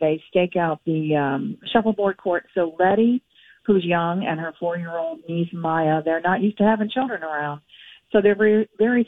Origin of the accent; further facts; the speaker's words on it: St. Petersburg, Florida, United States; moved away; I grew up down here. Yeah, I grew up down here in St. Pete.